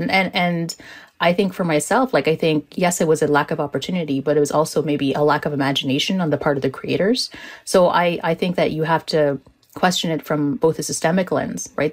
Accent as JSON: {"language": "English", "town": "Toronto", "region": "Ontario", "country": "Canada", "tie": "born or raised there", "said": "a Muslim woman who's growing up in Toronto in the 90s"}